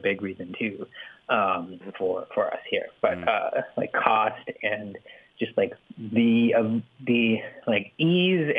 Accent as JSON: {"language": "English", "region": "California", "country": "United States", "tie": "born or raised there", "said": "I grew up in California. I like California, and I'm very settled in California."}